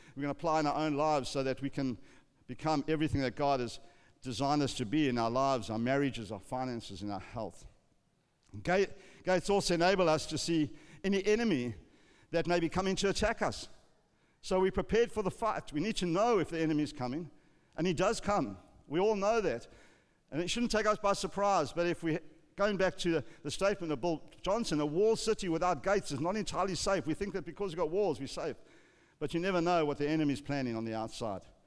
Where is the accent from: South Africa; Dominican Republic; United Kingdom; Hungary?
South Africa; growing up in South Africa, when I was a young boy